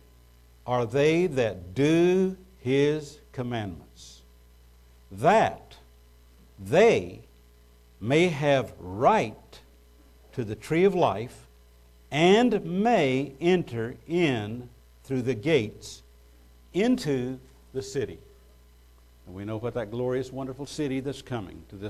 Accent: United States; as an American, we have citizenship rights

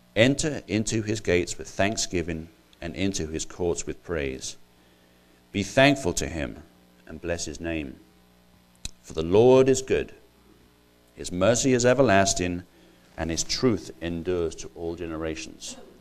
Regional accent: Ireland; moved away as an adult; now in United States; I'm not actually English, I'm actually Irish

